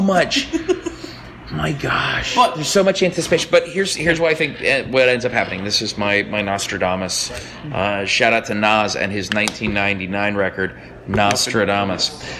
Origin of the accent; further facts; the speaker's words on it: Anchorage, Alaska, United States; I'm from Anchorage